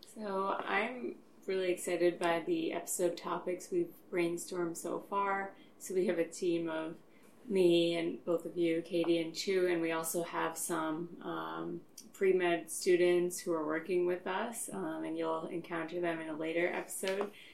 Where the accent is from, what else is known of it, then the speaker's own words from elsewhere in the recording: Long Island, New York, United States; now in Philadelphia, United States; originally from Long Island.